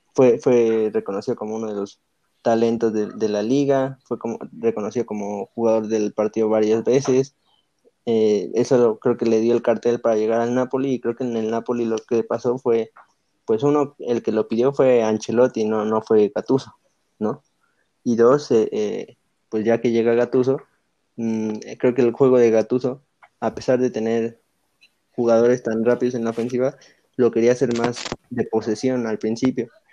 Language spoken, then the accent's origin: Spanish; Mexico; nosotros como selección mexicana